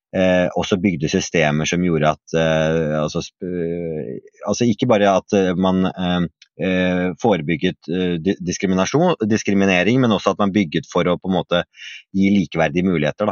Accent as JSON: {"language": "Norwegian", "region": "Oslo", "country": "Norway", "tie": "born or raised there", "said": "jeg vokste opp eh, i Oslo vest"}